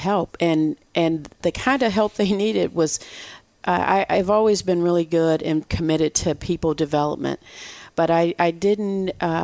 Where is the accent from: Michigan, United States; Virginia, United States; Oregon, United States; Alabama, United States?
Michigan, United States; moved away as an adult; now in Texas, United States; I'm from Michigan